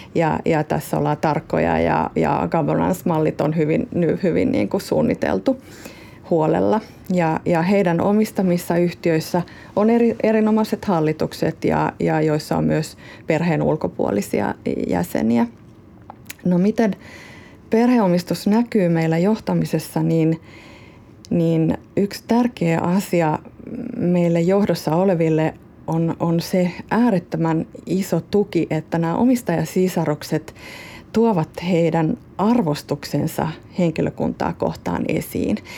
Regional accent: South Ostrobothnia, Finland; accent: Ostrobothnian dialect; moved away as an adult; now in Helsinki, Finland; lapsuuden kodilla ja sillä ympäristöllä, missä on kasvanut. Ja mä oon syntynyt Etelä-Pohjanmaalla

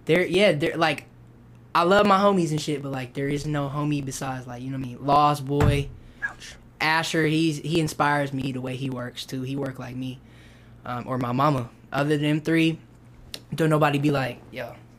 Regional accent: Kenosha, Wisconsin, United States; now in Mississippi, United States; Born there. Kenosha

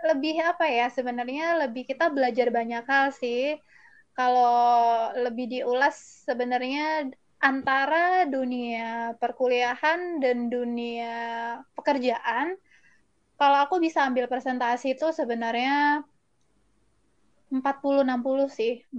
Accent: Malang, East Java, Indonesia; moved away as an adult; now in Jakarta, Indonesia; Jadi aku aslinya dari Malang

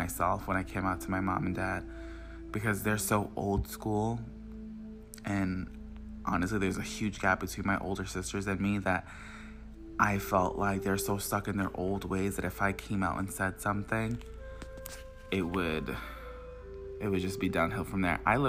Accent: Long Island, New York, United States; I'm from Long Island, New York

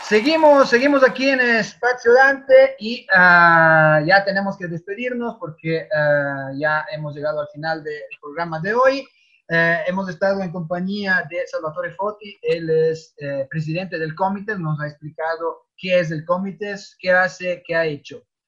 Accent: Italy; now in Ecuador; como italiano ah, residente en Ecuador

